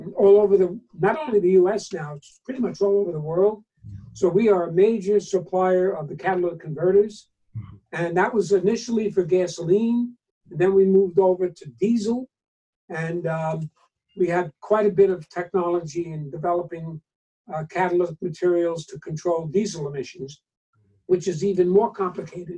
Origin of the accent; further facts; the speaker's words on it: New York, United States; moved away as an adult; also born or lived in New Jersey; I'm from New York originally